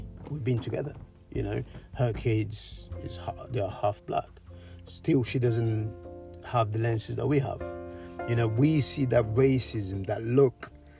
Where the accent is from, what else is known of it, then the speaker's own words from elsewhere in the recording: Cape Verde; also born or lived in Europe; Home, Cape Verde Islands, Cabo Verde. Yeah, that was when I went home.